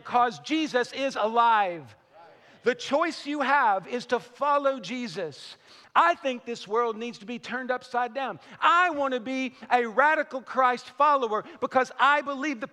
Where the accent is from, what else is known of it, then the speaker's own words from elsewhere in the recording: Western Kentucky, United States; I'm from Western Kentucky